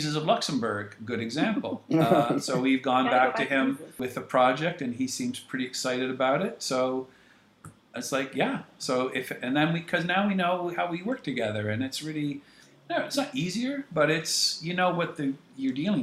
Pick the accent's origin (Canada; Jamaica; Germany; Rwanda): Canada